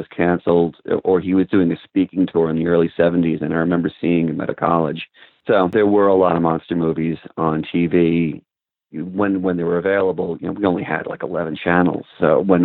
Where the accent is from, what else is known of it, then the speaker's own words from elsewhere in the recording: suburbs of New York City, United States; I grew up in the suburbs of New York City.